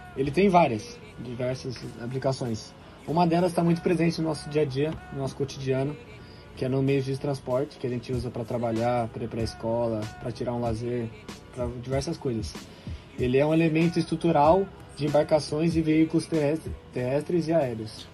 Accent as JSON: {"language": "Portuguese", "region": "Rio de Janeiro", "country": "Brazil", "said": "Sou de Laranjeiras, Rio de Janeiro"}